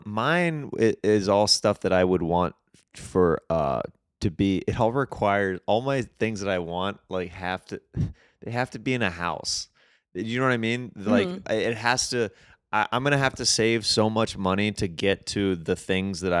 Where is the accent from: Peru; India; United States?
United States; Kansas; moved away; I'm from Kansas.